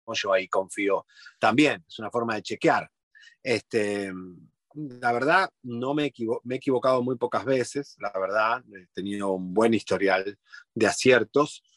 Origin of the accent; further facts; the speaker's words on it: Argentina; moved away as an adult; now in Miami, United States; soy argentino